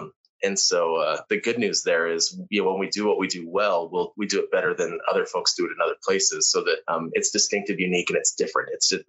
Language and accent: English; Phoenix, Arizona, United States; I was born here. So I grew up here. I love it here. You know, I thought when I was growing up, I grew up in Phoenix.